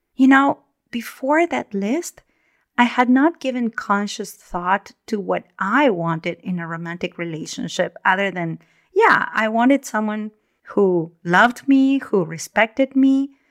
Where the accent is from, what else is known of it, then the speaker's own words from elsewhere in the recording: Argentina; now in Northern California, United States; I was born and raised in Argentina in the Southern Hemisphere